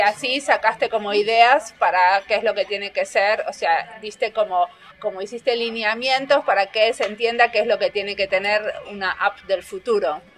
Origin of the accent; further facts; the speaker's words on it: Argentina; also born or lived in Finland; tengo pasaporte finlandés, o sea que formalmente soy finlandesa, pero no siempre me autodenomino finlandesa. A veces y cuando me conviene. O cuando quiero contar cómo hago algo de una forma muy finlandesa. Si no, soy argentina